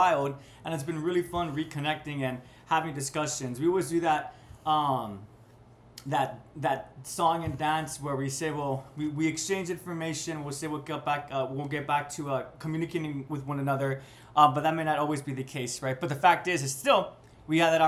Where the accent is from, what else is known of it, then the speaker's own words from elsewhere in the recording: United States; I'm from the West, more specifically America